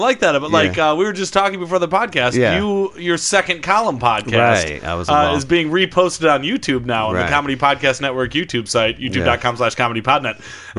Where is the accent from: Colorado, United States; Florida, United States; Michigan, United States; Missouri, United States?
Michigan, United States; I grew up in Michigan